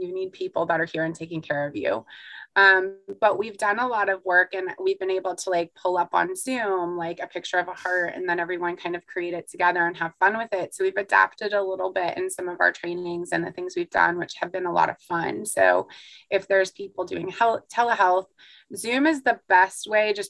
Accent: the South, United States; I'm from the South

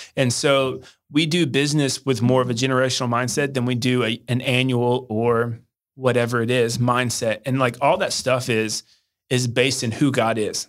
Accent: Hendersonville, Tennessee, United States; also born or lived in Arkansas; I grew up in Nashville, Tennessee, or just outside of Nashville suburb, uh, Hendersonville, Tennessee

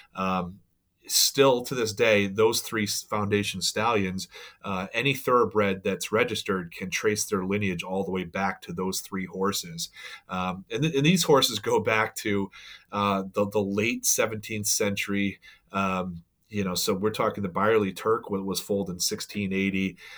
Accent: Saratoga Springs, New York, United States; I grew up right near Saratoga Springs

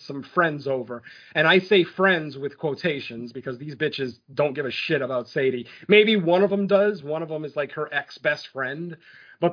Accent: Waterbury, Connecticut, United States; Waterbury, Connecticut, which is my fucking hometown. It's where I was born

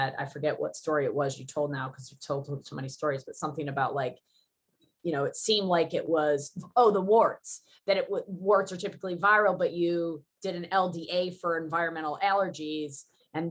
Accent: United States; I'm so American

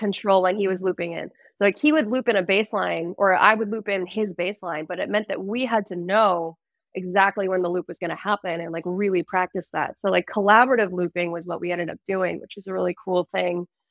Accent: United States; Americans we can't say just um like we can't say that we're from the United States

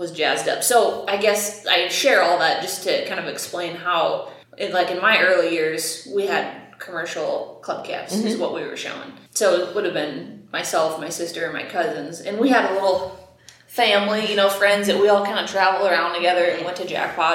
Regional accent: State Center, Iowa, United States; also born or lived in Nevada, Iowa; now in Eldora, United States; I grew up in State Center.

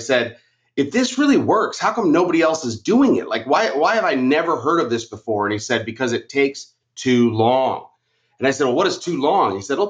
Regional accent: Arizona, United States; So like here in Arizona, I'm from Arizona.

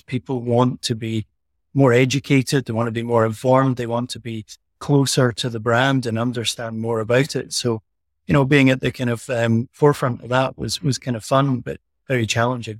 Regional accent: Elgin, Scotland, United Kingdom; accent: Scottish; also born or lived in Aberdeen; I was born in the town Elgin, where the distillery sits. So this is my hometown

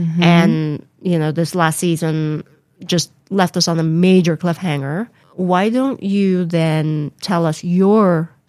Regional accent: Philippines; now in United States; when we moved from the Philippines to the U.S. in the late 80s, the transition was very, very hard for me.

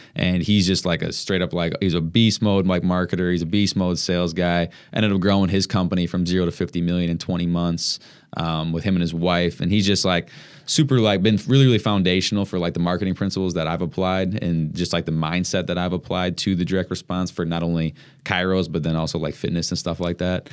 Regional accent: Madison, Wisconsin, United States; moved away as an adult; now in Milwaukee, United States; I grew up in Madison, but I went to school in Milwaukee, and that's how I got here

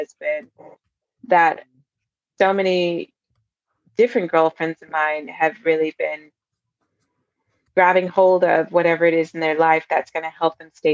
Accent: Virginia, United States; moved away as an adult; also born or lived in Germany / New York; now in London, United Kingdom; I grew up in Virginia

